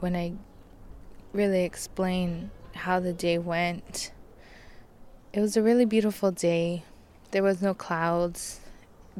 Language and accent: English; Richmond, California, United States; I grew up near the Chevron Richmond Refinery in California